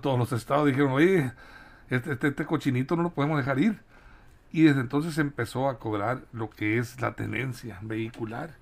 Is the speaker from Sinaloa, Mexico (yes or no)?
yes; Sinaloa, Mexico; como buen sinaloense